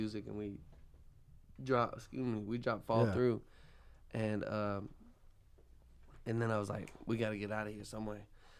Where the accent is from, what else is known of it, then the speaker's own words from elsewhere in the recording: Brevard, North Carolina, United States; moved away as an adult; also born or lived in Baton Rouge, Louisiana; That's my hometown.